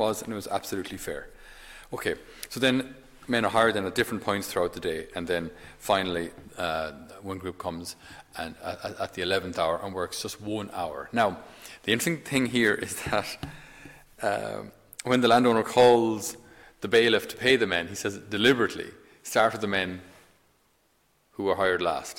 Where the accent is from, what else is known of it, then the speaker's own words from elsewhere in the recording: Tipperary, Ireland; I'm from Tipperary, County Tipperary